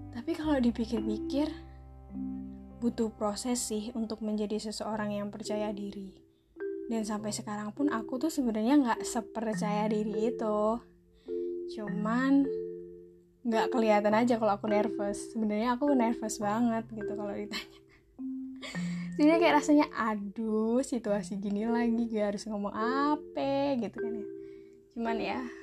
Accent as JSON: {"language": "Indonesian", "region": "Java", "country": "Indonesia", "accent": "medok (Javanese-accented)", "said": "medok nih kan aku kan medok"}